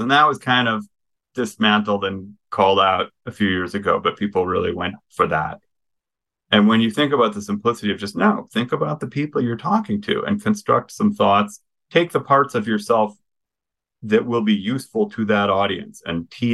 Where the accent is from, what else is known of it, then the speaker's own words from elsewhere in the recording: Midwest, United States; I'm from the Midwest.